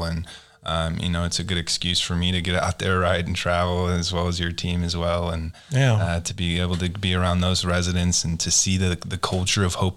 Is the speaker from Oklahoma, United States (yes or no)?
yes; Edmond, Oklahoma, United States; now in Oklahoma City, United States; I grew up in Edmond, which is just north of here in Oklahoma City.